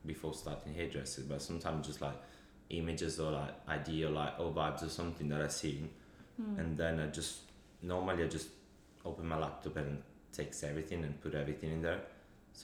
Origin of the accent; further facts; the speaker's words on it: Italy; moved away; I'm from Italy